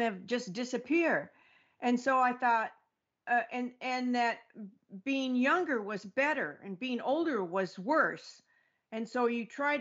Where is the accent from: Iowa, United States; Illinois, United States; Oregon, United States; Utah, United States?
Oregon, United States; also born or lived in Mexico; now in Florida, United States; I'm actually in Florida right now, but I'm from Oregon